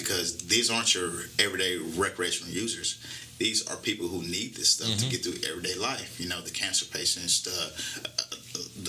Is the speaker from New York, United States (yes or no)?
no; Houston, Texas, United States; moved away; I grew up in Houston, Texas. Okay. Fifth Ward, one of the roughest neighborhoods in the inner city.